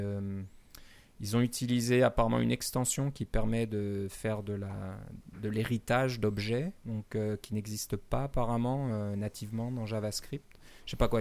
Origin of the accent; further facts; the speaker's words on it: Canada; chez nous au Canada